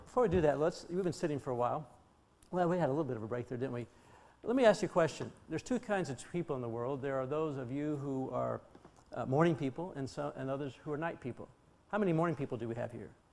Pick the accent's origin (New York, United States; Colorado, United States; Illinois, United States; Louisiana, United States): Colorado, United States; moved away as an adult; also born or lived in Chicago; I'm from Colorado